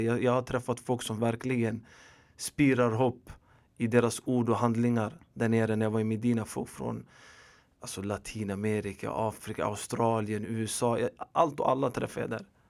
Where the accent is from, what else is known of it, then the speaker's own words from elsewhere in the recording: Stockholm, Stockholm County, Sweden; also born or lived in Rinkeby / Tensta / Hjulsta; jag är född och uppvuxen i förorten i Husby mestadels. Även i Rinkeby, Tensta och Hjulsta.